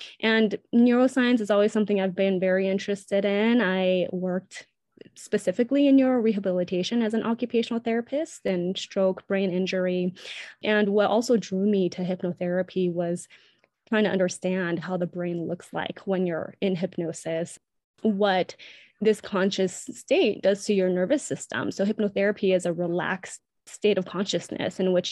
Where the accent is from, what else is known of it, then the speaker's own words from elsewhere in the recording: United States; I'm Asian American, Chinese American specifically